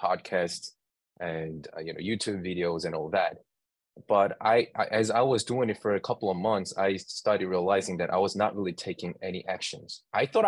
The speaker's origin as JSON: {"language": "English", "region": "New York", "country": "United States", "said": "I'm from New York"}